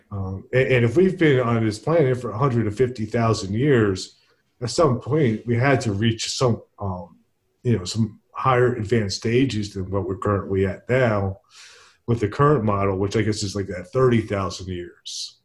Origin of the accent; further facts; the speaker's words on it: Princeton, New Jersey, United States; Princeton, which is my hometown